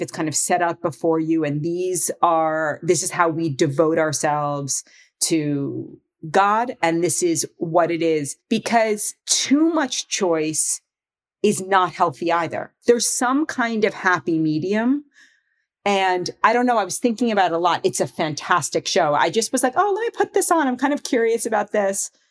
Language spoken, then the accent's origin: English; New York City, New York, United States; So I grew up in Manhattan. I grew up on the Upper East Side of Manhattan